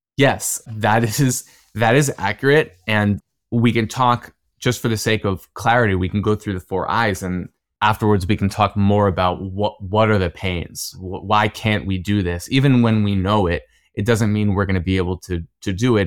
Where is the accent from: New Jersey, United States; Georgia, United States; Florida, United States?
New Jersey, United States; Cherry Hill; moved away as an adult; also born or lived in Israel; I grew up in New Jersey, in Cherry Hill